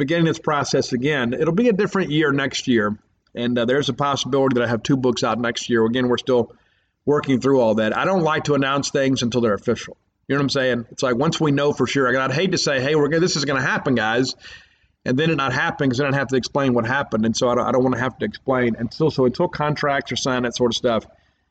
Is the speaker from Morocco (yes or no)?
no; Columbia, Mississippi, United States; my hometown of Columbia, Mississippi